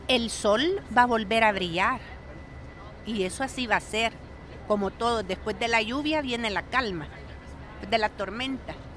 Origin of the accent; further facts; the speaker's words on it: El Salvador; soy salvadoreña.